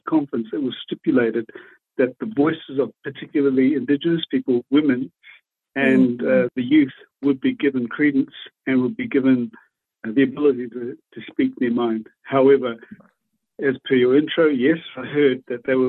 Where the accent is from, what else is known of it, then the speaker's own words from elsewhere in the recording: Waikato, New Zealand; I'm from the Tainui tribe in Waikato in New Zealand